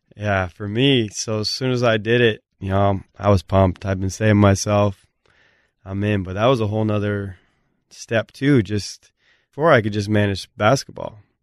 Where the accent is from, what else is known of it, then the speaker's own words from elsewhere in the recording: Blaine, Washington, United States; moved away; I'm from Blaine, Washington. We got a population, three thousand.